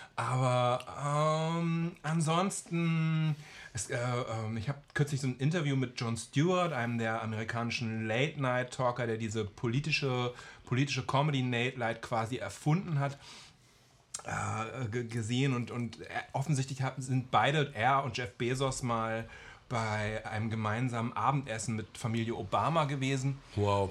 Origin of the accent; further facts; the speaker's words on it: Germany; als Deutscher